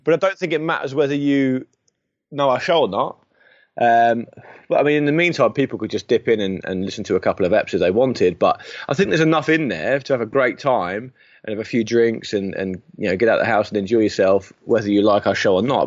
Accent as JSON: {"language": "English", "town": "Portsmouth", "region": "South East England", "country": "United Kingdom", "tie": "born or raised there", "moved": "yes", "said": "I don't pop down to my hometown under cover of darkness"}